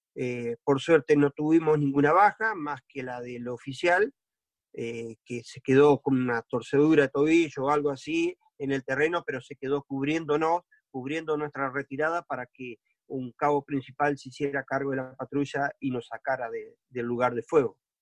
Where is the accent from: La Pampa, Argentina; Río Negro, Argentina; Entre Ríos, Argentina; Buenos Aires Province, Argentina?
Entre Ríos, Argentina; Soy de Entre Ríos, sí, siempre viví acá.